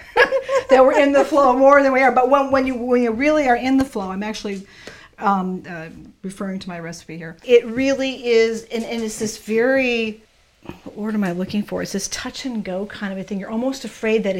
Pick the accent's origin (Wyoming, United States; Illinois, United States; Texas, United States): Illinois, United States; Chicago; I'm from Chicago